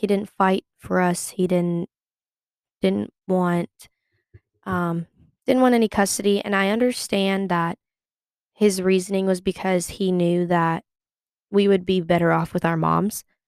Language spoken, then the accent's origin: English; Sacramento, California, United States; moved away as an adult; now in Chapel Hill, United States; I am from Sacramento, California. I am currently in Chapel Hill, North Carolina